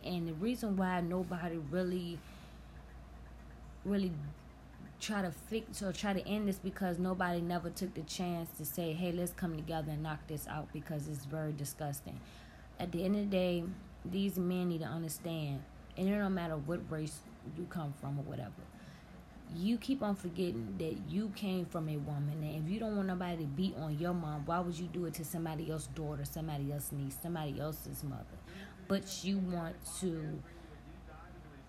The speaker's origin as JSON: {"language": "English", "region": "Virginia", "country": "United States", "tie": "born or raised there", "said": "where I'm from Virginia"}